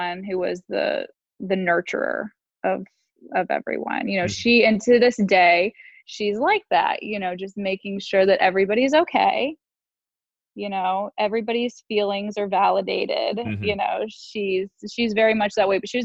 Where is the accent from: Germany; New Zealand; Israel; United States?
United States; West Palm Beach, Florida; I was born January 7th, 1989, and I was born in West Palm Beach, Florida